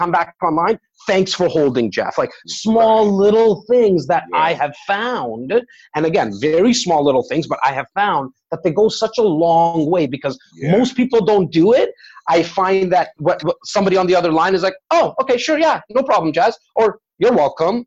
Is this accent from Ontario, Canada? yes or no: yes; Toronto, Ontario, Canada; born and raised in Rexdale, a little area in Etobicoke